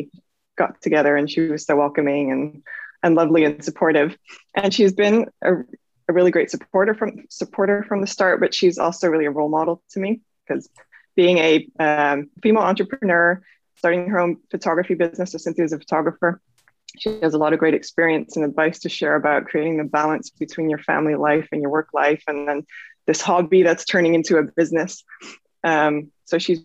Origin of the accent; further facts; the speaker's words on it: Netherlands; moved away as an adult; also born or lived in Norway / Sweden; now in California, United States; I'm originally from the Netherlands. Well, I'm half British, half Dutch, but I've spent most of my life in the Netherlands. I was also born in Norway and lived in Sweden for a little while